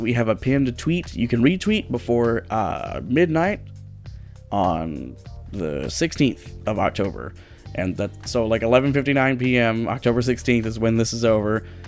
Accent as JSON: {"language": "English", "region": "Midwest", "country": "United States", "tie": "born or raised there", "said": "growing up in the Midwest"}